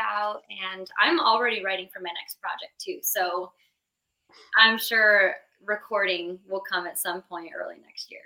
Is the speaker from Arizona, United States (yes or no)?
yes; Arizona, United States; moved away as an adult; also born or lived in Gilbert, Arizona; now in Nashville, United States; we're both from Arizona.